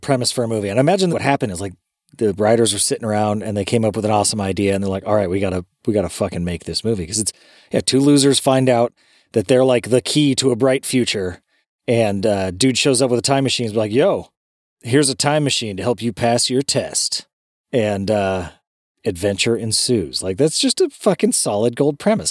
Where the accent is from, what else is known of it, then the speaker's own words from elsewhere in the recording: California, United States; Growing up in California in the nineties